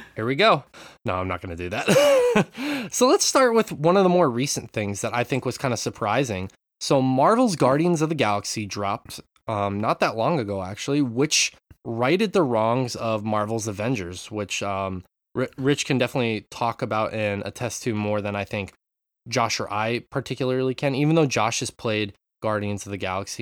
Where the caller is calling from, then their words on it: Japan; I'm calling in from Japan